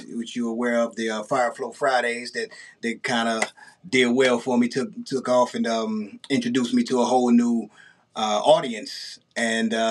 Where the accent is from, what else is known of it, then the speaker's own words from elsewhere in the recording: East St. Louis, Illinois, United States; yeah, I'm from East St. Louis, Illinois, right across the bridge from St. Louis, Missouri.